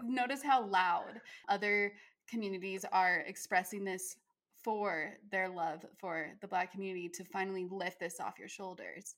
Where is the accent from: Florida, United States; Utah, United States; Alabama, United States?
Utah, United States; I'm from Utah and it's a predominantly Mormon state as well